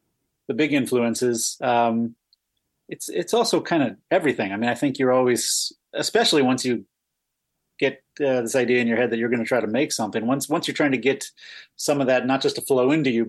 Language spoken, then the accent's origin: English; Boston, Massachusetts, United States; No, I'm from Massachusetts, from Boston.